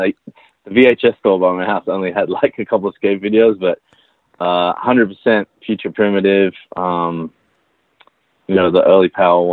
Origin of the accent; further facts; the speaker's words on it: Sydney, New South Wales, Australia; moved away as an adult; also born or lived in New York City; now in United States; I grew up in Sydney, Australia